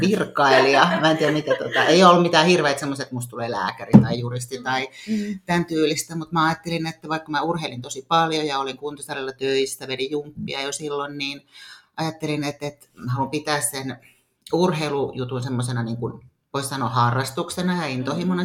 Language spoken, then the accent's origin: Finnish; Tampere, Pirkanmaa, Finland; now in Nokia, Finland; Juuri Tampereella olen syntynyt ja, ja tota, asunut lapsuuden Hervannassa